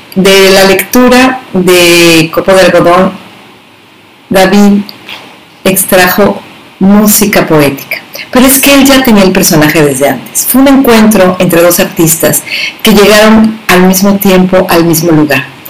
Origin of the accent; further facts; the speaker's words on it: Mexico; escritora mexicana de literatura infantil y juvenil